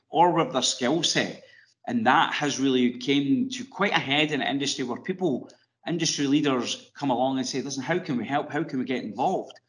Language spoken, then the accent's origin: English; Ireland; accent: Irish; moved away as an adult; my accent probably gives it away. I lived in Ireland for 24 years.